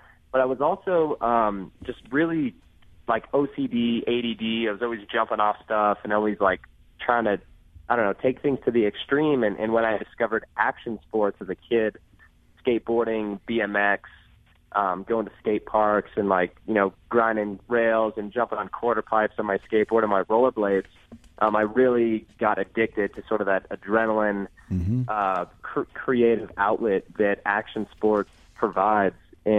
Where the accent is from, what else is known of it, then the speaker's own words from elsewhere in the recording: Indiana, United States; But I grew up right outside Cincinnati, Ohio, right across the state line in Indiana, right up next to the Ohio River, actually.